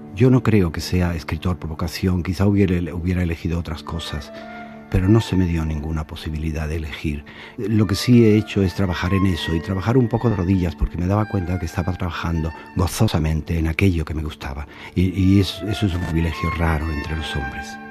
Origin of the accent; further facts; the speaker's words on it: Andalusia, Spain; Yo sería profundamente otro si no fuese andaluz